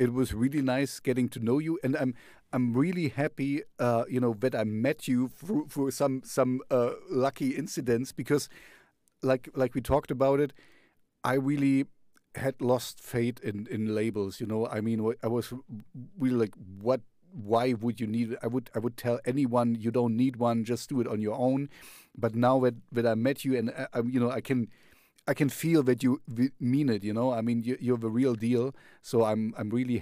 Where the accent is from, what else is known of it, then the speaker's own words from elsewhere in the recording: the Russian zone, East Germany, Germany; I grew up in the Russian zone